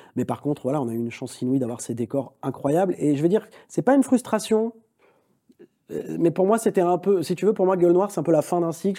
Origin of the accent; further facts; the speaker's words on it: France; Je suis français